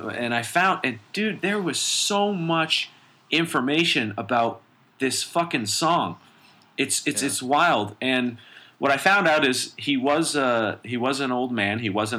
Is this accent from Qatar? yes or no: no; Canada; as a Canadian